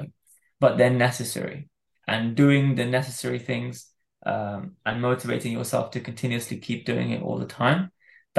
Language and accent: English; Dubai, United Arab Emirates; I grew up in Dubai in a Muslim country